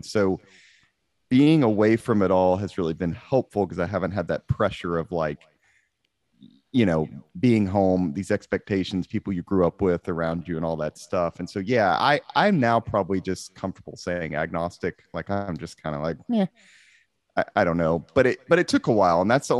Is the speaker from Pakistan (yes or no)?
no; Amarillo, Texas, United States; I'm from Amarillo, Texas.